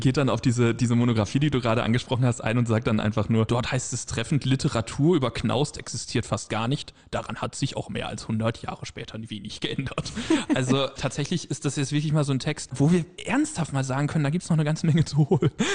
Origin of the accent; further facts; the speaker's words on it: Germany; Wir als Deutsche